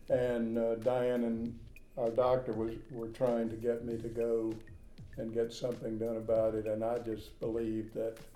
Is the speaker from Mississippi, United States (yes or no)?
yes; Mississippi, United States; now in Florence, United States; I'm from Mississippi.